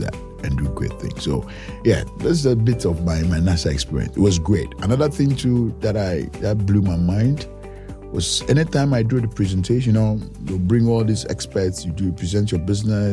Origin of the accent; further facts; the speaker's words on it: Ghana; we'll go to my hometown